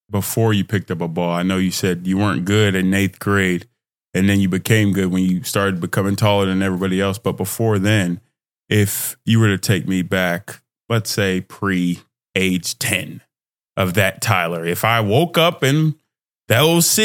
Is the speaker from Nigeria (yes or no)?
yes; Nigeria; moved away; In my experience, twin, I'm Nigerian immigrant. So in the house, I'll have that real love, that real connection, finding myself in that environment.